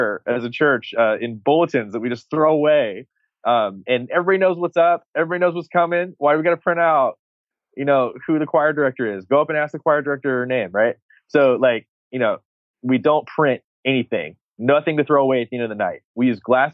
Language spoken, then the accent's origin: English; Texas, United States; I'm from Texas